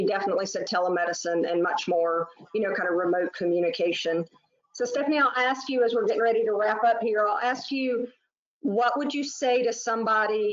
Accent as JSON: {"language": "English", "region": "Southeast", "country": "United States", "said": "I'm from the Southeast"}